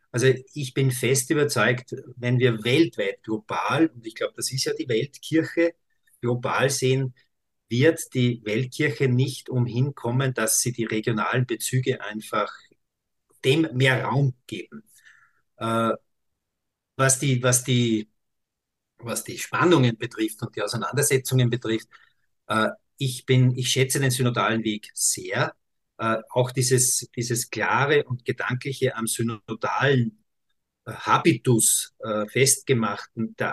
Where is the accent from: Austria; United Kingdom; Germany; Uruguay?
Austria; bei uns in Österreich gibt es ja auch Stimmen